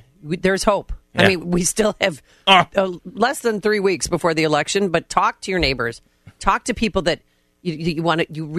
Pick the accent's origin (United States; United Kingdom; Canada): United States; Midwest; as a Midwesterner